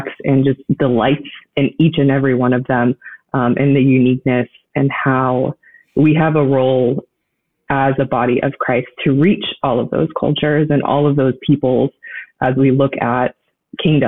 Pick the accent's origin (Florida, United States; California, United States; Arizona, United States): Florida, United States; moved away; I'm originally from Florida. And so I had the unique privilege growing up in a godly home